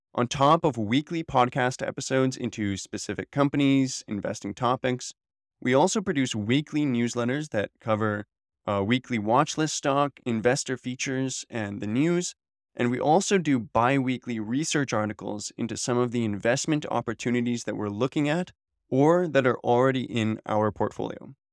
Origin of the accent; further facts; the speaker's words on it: Canada; I'm a Canadian, and I was born here in the Great White North